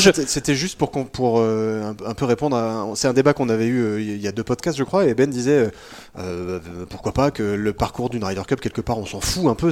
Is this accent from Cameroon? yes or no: no; France; on est français, qu'on est en France